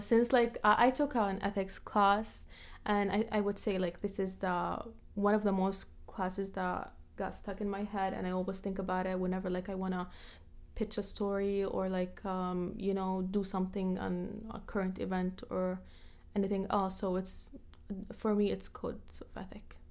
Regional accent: Jordan; moved away; also born or lived in Palestine; they immigrated to Jordan, where I was born and raised

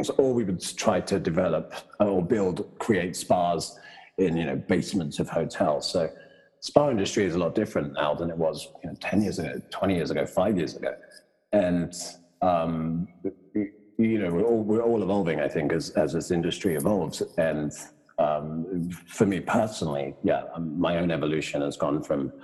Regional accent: Brighton, South East England, United Kingdom; moved away as an adult; also born or lived in Los Angeles, United States / New York, United States / Munich, Germany; now in San Francisco, United States; I'm from Brighton, south of England. Went to school and university there.

